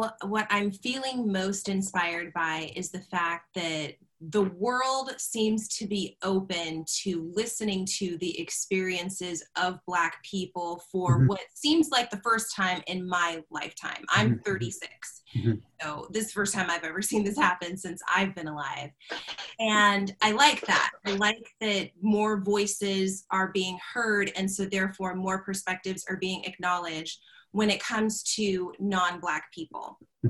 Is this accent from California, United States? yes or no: yes; California, United States; I mentioned earlier that I grew up in Southern California.